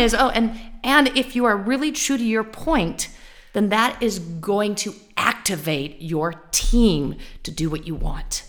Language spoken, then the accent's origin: English; California, United States; I'm from California